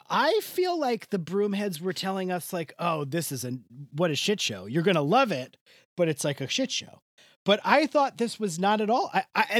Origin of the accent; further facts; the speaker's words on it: Long Island, New York, United States; I heard you guys were talking about me last week because I'm from Long Island.